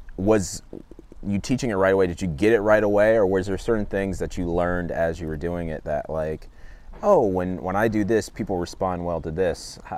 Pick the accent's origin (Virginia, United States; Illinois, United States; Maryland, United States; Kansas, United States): Virginia, United States; Loudoun County; now in California, United States; And so I grew up in grew up in Loudoun County also